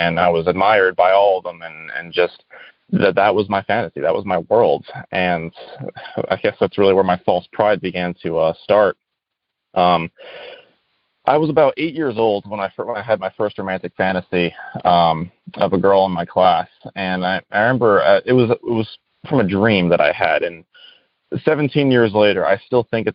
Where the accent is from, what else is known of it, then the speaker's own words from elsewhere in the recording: Rhode Island, United States; I'm from Rhode Island.